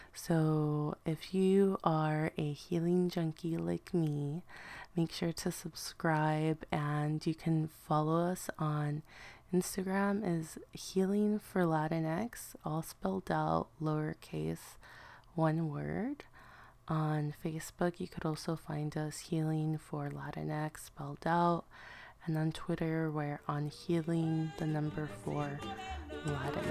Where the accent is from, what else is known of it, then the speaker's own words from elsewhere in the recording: Los Angeles, California, United States; I remember being a little girl growing up in East L A, being raised by my grandmother